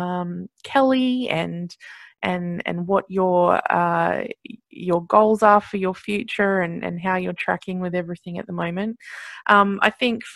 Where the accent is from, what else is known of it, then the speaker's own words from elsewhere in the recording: Sydney, New South Wales, Australia; I grew up in Sydney